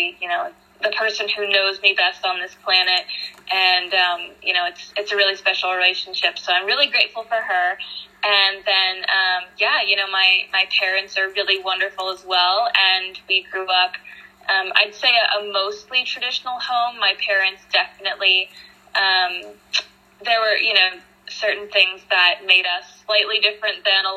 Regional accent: outside of Pittsburgh, Pennsylvania, United States; I grew up in a small town outside of Pittsburgh, Pennsylvania

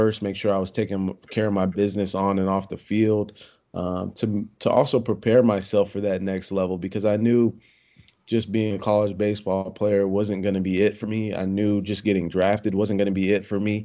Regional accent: Poway, California, United States; I grew up in Poway, California, Southern California, North County, San Diego

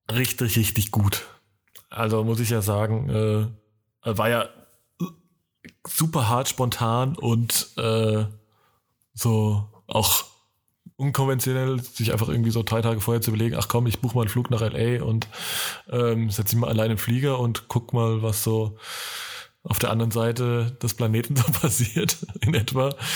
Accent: Franconia, Germany; die bayerische Grenze ist vor meinem Geburtsort äh, oder meiner Heimat nur ein paar Kilometer weit weg

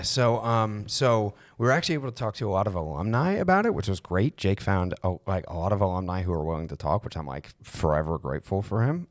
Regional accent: Maryland, United States; I'm from Maryland

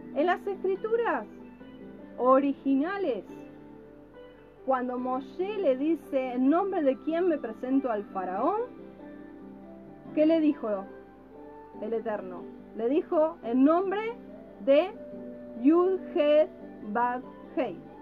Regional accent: Argentina; now in Mexico; soy argentino.

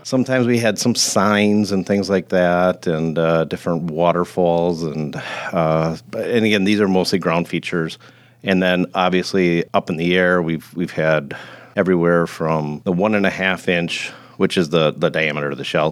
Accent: Grafton, United States; moved away as an adult; I originally grew up in Grafton, so I'm, uh, somewhat of a lifer

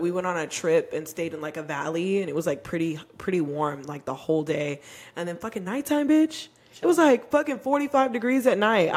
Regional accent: Texas, United States; also born or lived in Arizona; I grew up in Texas

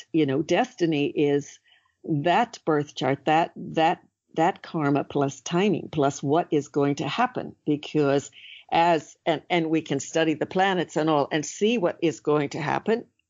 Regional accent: California, United States; now in Ireland; I grew up in California where, you know, you spend a lot of time sleeping outside as a child

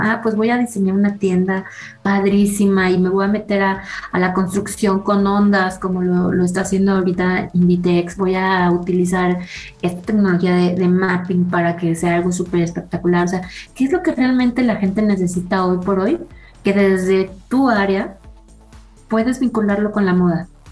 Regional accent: Mexico; los hábitos que tenemos como mexicanos de consumo

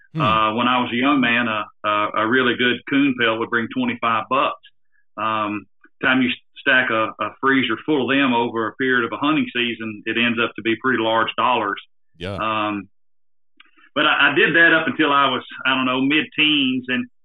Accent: the South, United States; you can tell from my slang or the way I speak, I'm from the South.

